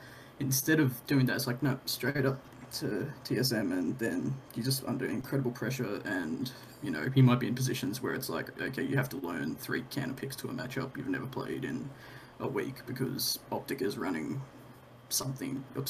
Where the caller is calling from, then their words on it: Brisbane, Queensland, Australia; I'm calling from Brisbane, Australia.